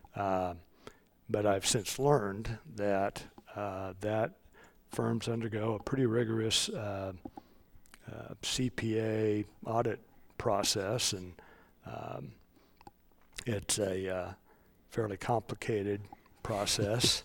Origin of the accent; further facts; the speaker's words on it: Johnson County, Kansas, United States; also born or lived in Lawrence, Kansas; I'm a native Kansan. I grew up in Johnson County.